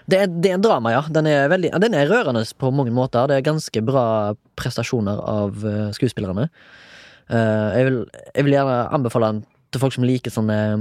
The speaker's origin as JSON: {"language": "Norwegian", "town": "Haugesund", "region": "Rogaland", "country": "Norway", "moved": "yes", "lives_now": "Oslo, Norway", "said": "Jeg er 34 år. Jeg er fra Haugesund."}